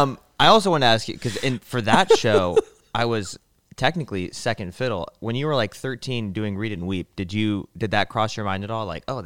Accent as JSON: {"language": "English", "country": "United States", "said": "I'm American"}